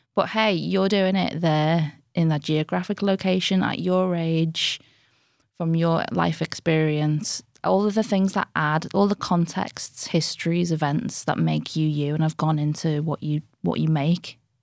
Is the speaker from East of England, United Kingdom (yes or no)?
no; Liverpool, North West England, United Kingdom; I'm from Anfield, which is a very low-income area in it's inner city Liverpool